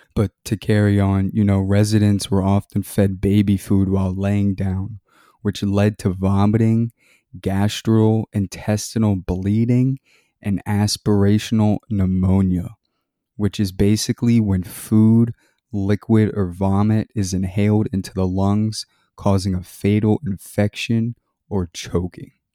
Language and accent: English; Maryland, United States; I grew up in Maryland